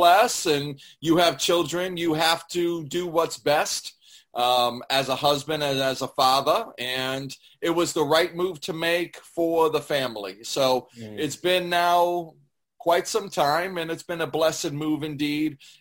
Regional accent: Lawrence, Massachusetts, United States; also born or lived in Methuen; I was born in Lawrence and raised between Lawrence and Methuen.

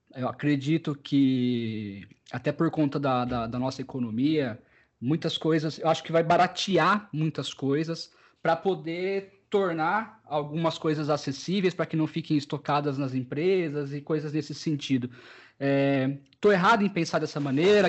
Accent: Americana, São Paulo, Brazil; eu sou de Americana, uma cidade que faz uma das maiores festas do peão

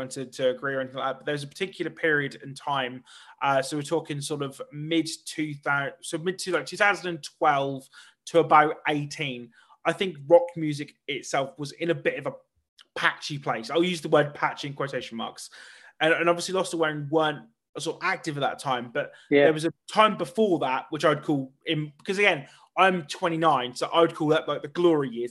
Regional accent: Norwich, East of England, United Kingdom; I'm from Norwich, and I'm massively proud

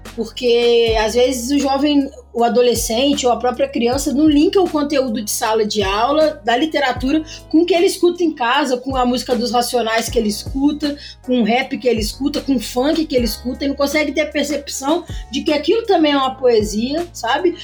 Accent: Juiz de Fora, Minas Gerais, Brazil; Sou de Juiz de Fora

